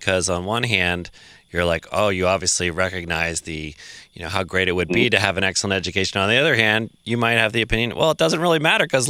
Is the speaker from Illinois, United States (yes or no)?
no; Belmont, Massachusetts, United States; I grew up in Massachusetts in a leafy town called Belmont.